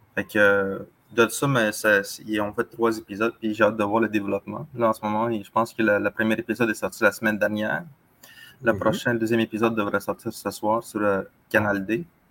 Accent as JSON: {"language": "French", "area": "Atikamekw", "region": "Quebec", "country": "Canada", "said": "chez nous, en Atikamek, on a six saisons"}